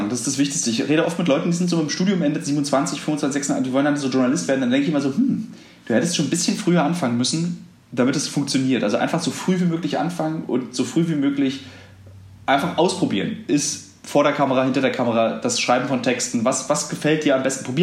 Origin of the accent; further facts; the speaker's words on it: East Germany, Germany; also als Ossi geht man ja relativ sparsam mit dem Begriff der Freundschaft um